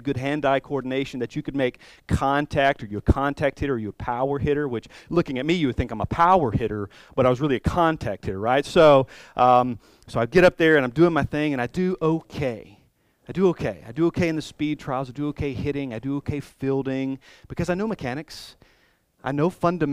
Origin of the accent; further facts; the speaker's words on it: Columbus, United States; moved away; when I go back to Columbus, when I go back to my hometown